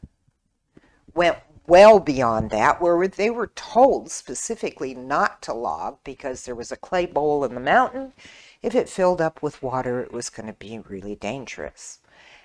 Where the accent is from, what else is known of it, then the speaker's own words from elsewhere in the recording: Washington, United States; moved away as an adult; also born or lived in Hawaii; now in Burnsville, United States; Washington State, where I'm from